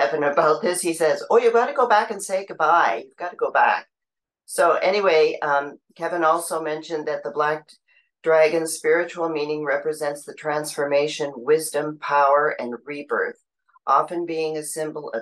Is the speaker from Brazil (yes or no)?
no; Ottawa, Ontario, Canada; I'm from Ottawa, Canada